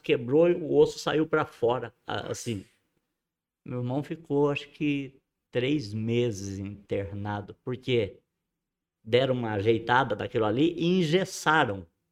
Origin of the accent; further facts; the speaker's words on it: Ibitinga, São Paulo, Brazil; also born or lived in Borborema; eu não nasci em Bitinga, eu não sou cidadão ibitinguense no papel, sou Sim. de coração